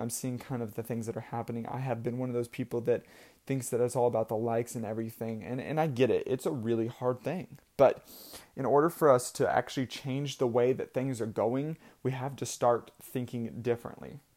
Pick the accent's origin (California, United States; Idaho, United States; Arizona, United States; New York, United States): Idaho, United States; I was born in Idaho